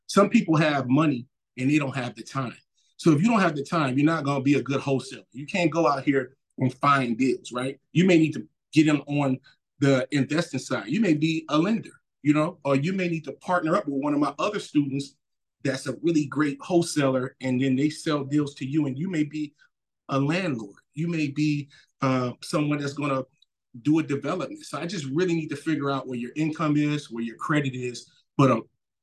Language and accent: English; New Orleans, Louisiana, United States; moved away; also born or lived in Mississippi; I grew up in New Orleans, and the second half of my youth, I kind of lived in Mississippi